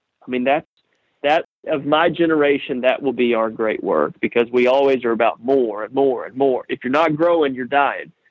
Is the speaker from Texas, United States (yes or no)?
yes; Texas, United States; I'm a redneck from Texas